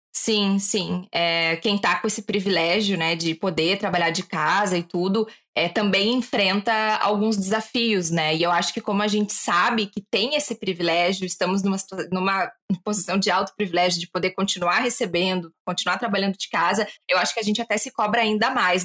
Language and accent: Portuguese; Porto Alegre, Rio Grande do Sul, Brazil; moved away as an adult; also born or lived in Portugal; eu sou de Porto Alegre, mas eu não queria ficar lá